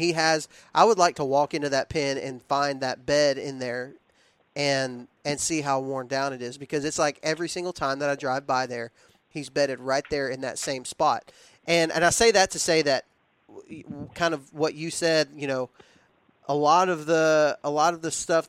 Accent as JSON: {"language": "English", "region": "Texas", "country": "United States", "tie": "born or raised there", "said": "I was raised in West Texas where you hunt over corn feeders and things like that. Like that's just how I was raised."}